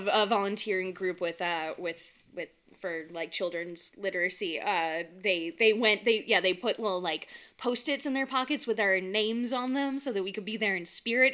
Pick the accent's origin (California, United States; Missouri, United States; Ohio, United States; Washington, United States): California, United States; moved away; I'm from California